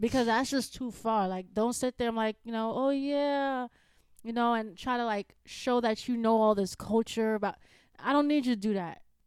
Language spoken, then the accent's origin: English; New York City, New York, United States; moved away; I'm from the Bronx